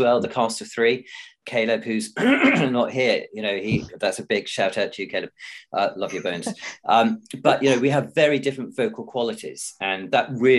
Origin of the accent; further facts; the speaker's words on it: Wiltshire, South West England, United Kingdom; accent: Wiltshire; as a Wiltshire boy